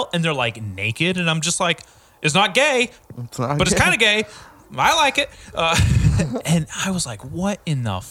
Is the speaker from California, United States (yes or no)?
yes; Nipomo, California, United States; I grew up in Napomo